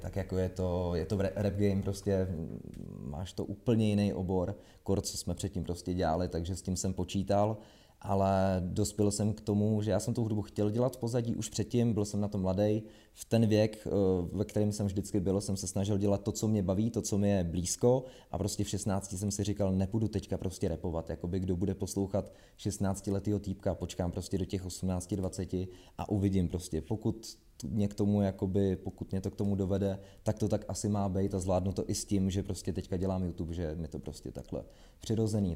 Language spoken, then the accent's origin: Czech; Trutnov, Hradec Králové Region, Czechia; now in Prague, Czech Republic; já jsem z Trutnova